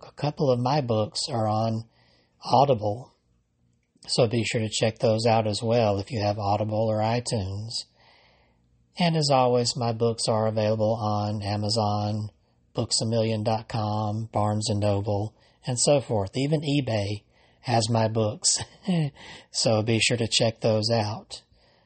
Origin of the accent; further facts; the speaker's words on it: Alabama, United States; from right here in Alabama, my home state